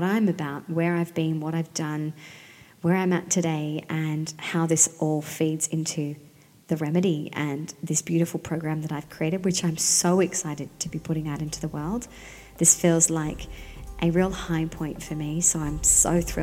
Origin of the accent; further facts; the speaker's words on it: Sydney, New South Wales, Australia; now in Central Coast, Australia; I was born and bred by the sea in Sydney, and I now live on the central coast of New South Wales